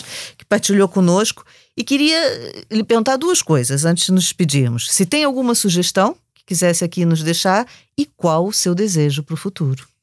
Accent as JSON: {"language": "Portuguese", "region": "Rio de Janeiro", "country": "Brazil", "tie": "born or raised there", "accent": "Brazilian", "moved": "yes", "lives_now": "Lisbon, Portugal", "said": "com esse sotaque vocês já perceberam que sou do Brasil"}